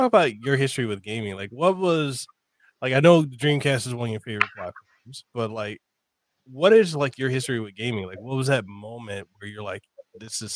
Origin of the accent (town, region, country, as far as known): Memphis, Tennessee, United States; born or raised there; English is a second language; also born or lived in Samoa